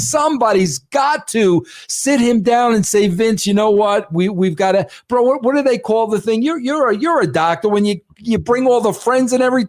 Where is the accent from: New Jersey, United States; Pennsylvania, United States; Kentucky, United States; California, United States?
California, United States; I grew up on the East Bay.